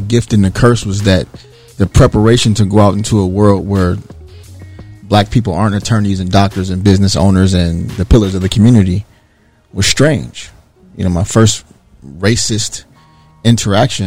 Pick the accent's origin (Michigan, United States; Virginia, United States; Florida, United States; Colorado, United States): Michigan, United States; Detroit; moved away as an adult; also born or lived in Bowling Green, Ohio; growing up in Detroit, Michigan